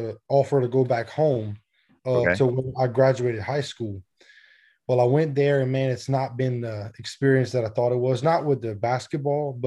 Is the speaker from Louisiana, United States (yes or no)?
yes; between Lafayette and Lake Charles, South Louisiana, United States; I'm from Louisiana